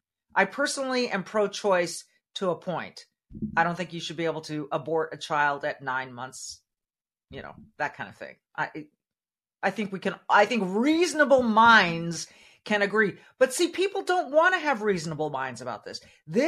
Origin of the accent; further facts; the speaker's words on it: Minnesota, United States; Here in my home state of Minnesota